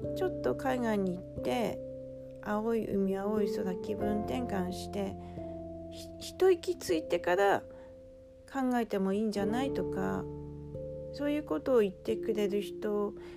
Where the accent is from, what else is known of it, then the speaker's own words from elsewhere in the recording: Aomori, Japan; now in Tokyo, Japan; ずっと生まれ育った青森から出て東京に来て